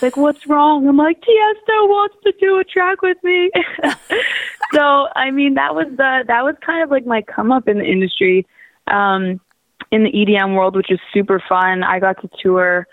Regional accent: Waterloo, Ontario, Canada; now in Toronto, Canada; I'm originally from Waterloo, which is about an hour west of Toronto.

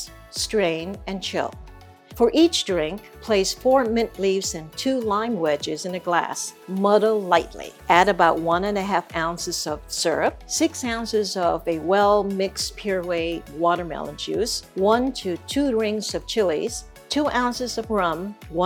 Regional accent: Vietnam; now in Sacramento, United States; Growing up in Vietnam, there was always a street food vendor in our neighborhood

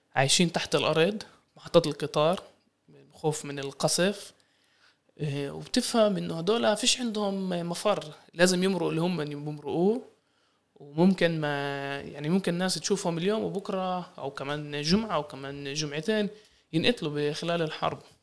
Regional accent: Palestine; إحنا كفلسطينيين

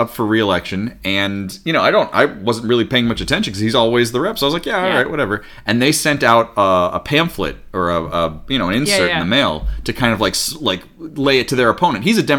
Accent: Pennsylvania, United States; I'm from Pennsylvania

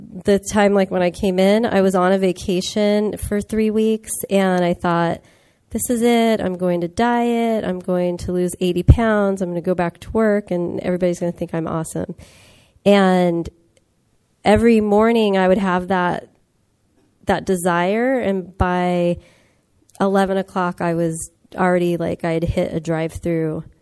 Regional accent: Los Angeles, California, United States; I come from the San Fernando Valley, which is part of Los Angeles

